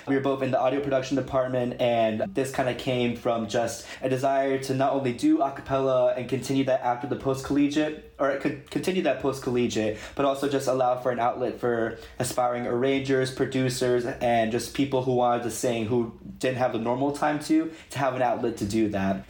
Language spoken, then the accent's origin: English; Mid-Atlantic, United States; We're all people from the Mid Atlantic area